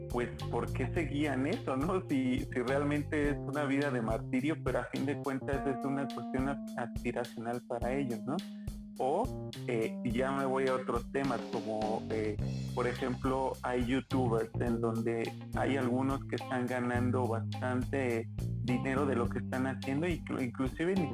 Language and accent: Spanish; Colombia; digo que soy colombiano y hablo como colombiano